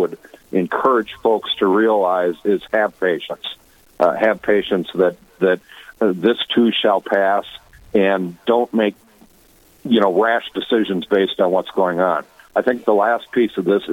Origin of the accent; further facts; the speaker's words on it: Watertown, South Dakota, United States; moved away; also born or lived in Virginia, Minnesota; I grew up after leaving Virginia. I grew up most of my years in Watertown, South Dakota